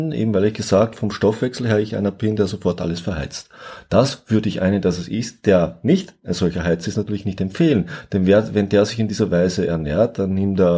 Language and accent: German; south, Austria; ich komme ja aus Österreich, ich komme aus dem Süden und früher hat es bei uns, heute nicht mehr ganz so gebräuchlich, das schöne Wort gegeben, Guster.